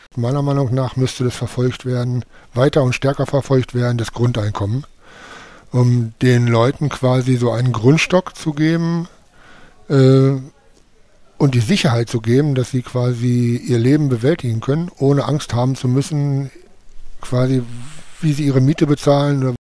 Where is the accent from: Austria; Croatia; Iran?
Iran; German is a second language; moved away as an adult; now in Germany; Ich komme aus dem Iran, seit vier Jahren in Deutschland gekommen